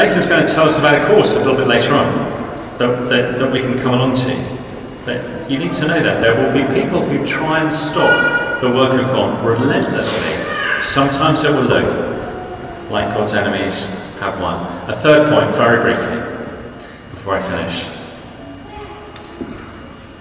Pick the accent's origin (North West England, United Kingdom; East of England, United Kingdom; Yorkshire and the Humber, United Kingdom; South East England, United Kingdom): South East England, United Kingdom; South Coast; I grew up on the South Coast